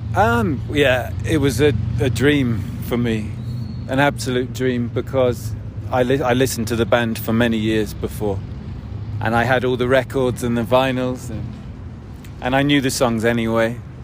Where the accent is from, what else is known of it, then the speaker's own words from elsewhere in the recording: United Kingdom; I am British